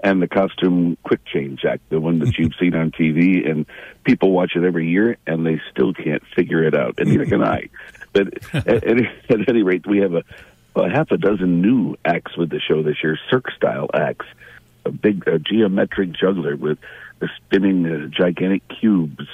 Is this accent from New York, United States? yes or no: yes; Olean, New York, United States; moved away; Olean. My goodness, my hometown.